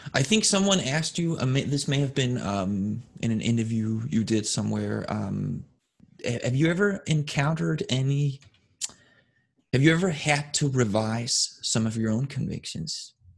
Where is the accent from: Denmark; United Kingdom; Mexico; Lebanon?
Denmark; moved away; I grew up in Scandinavia, Denmark specifically